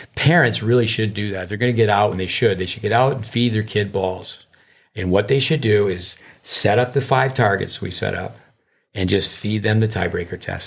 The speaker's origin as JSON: {"language": "English", "country": "United States", "said": "being an American"}